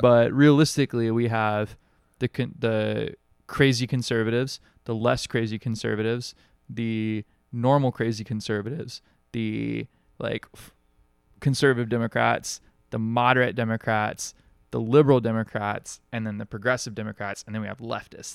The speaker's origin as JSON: {"language": "English", "region": "Alabama", "country": "United States", "tie": "born or raised there", "moved": "yes", "lives_now": "Hawaii, United States", "said": "I grew up in Alabama"}